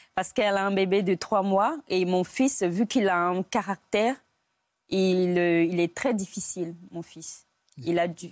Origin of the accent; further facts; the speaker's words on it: Côte d’Ivoire; moved away as an adult; now in France; J'ai grandi en Côte d'Ivoire. Je suis née, euh, en Côte d'Ivoire.